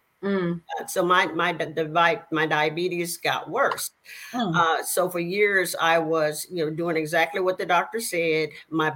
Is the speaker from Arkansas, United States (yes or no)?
yes; El Dorado, Arkansas, United States; now in Houston, United States; I am originally born in a little small town in Arkansas. And you may be able to tell by my accent. It's a little town called El Dorado.